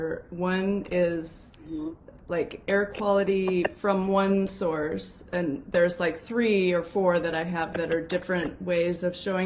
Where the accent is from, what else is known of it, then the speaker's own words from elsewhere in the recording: the Northwest, Pacific Northwest, United States; I grew up here in the Northwest